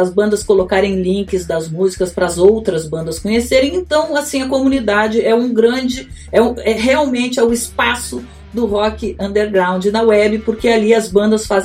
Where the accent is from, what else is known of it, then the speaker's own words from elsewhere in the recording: Rio Grande do Sul, Brazil; born there; now in Rio de Janeiro, Brazil; eu sou gaúcha, moro no Rio há quase 30 anos já mas nasci lá e as raízes gritam dentro de mim, né, Dani?